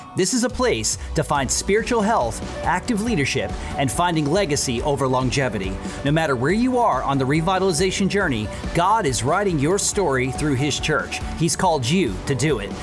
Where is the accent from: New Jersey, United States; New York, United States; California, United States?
New York, United States; moved away; also born or lived in Washington, D.C.; I grew up in New York